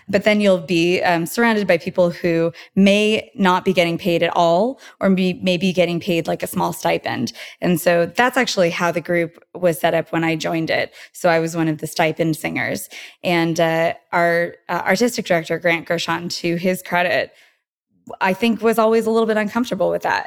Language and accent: English; Porterville, California, United States; moved away as an adult; now in Los Angeles, United States; I'm originally from Central California, a town called Porterville.